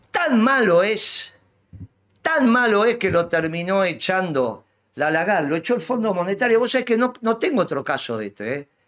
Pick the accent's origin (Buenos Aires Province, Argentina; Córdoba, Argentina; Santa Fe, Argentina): Buenos Aires Province, Argentina; Avellaneda; en realidad somos los dos de Avellaneda.